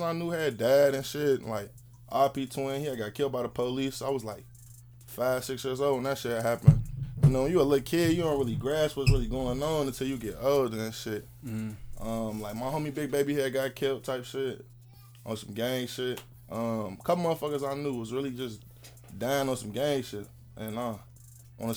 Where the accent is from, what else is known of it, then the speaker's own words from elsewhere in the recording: Chicago, Illinois, United States; moved away as an adult; now in Arkansas, United States; when I was growing up in Uptown